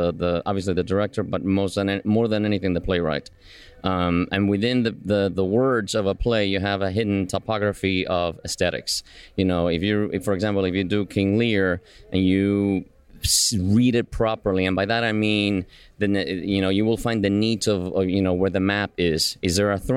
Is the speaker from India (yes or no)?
no; Buenos Aires, Argentina; moved away; also born or lived in Cuba; I was born in Cuba and grew up in Buenos Aires in Argentina